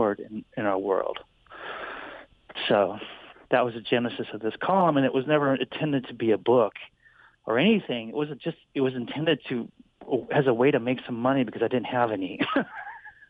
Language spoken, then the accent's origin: English; Tucson, Arizona, United States; moved away; also born or lived in Detroit; I moved back to Tucson from Detroit because I wanted to find a home, my home. I was born here